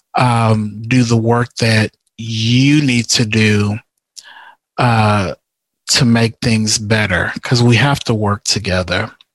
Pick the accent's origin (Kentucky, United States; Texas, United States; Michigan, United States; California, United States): Texas, United States; Houston; I'm originally from from Houston